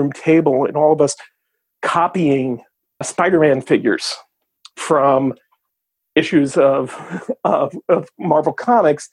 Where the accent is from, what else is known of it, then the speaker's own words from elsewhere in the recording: New York City, New York, United States; I was born and raised in Brooklyn